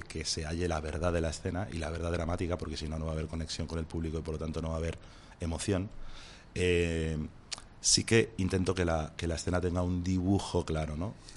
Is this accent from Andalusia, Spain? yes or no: no; Béjar, Castile and León, Spain; en el instituto de, mi pueblo de Béjar